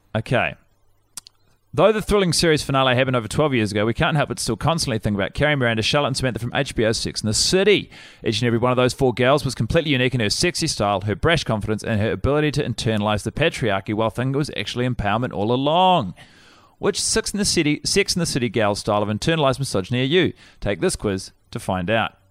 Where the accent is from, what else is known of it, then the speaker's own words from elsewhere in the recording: Wellington, New Zealand; I was born in, um, Wellington, Woodman's Hospital